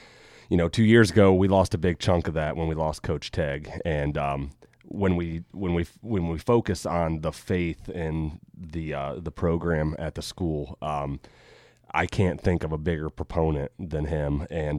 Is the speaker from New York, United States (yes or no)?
no; Crawford County, Ohio, United States; I grew up in the Catholic school and came to Colonel Crawford in seventh grade